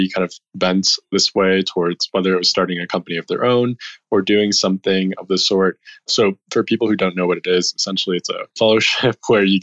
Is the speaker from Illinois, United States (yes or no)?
yes; Chicago, Illinois, United States; moved away as an adult; also born or lived in San Francisco / China; I grew up in Chicago.